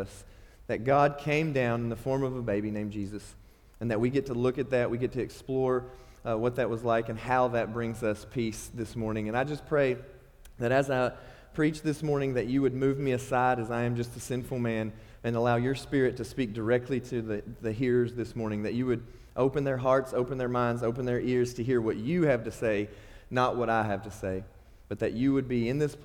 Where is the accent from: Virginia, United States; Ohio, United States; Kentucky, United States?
Kentucky, United States; Nebo; moved away as an adult; now in Bowling Green, United States; I'm from Nebo, Kentucky. It's a quaint little town with no stoplight, no post office, no people, really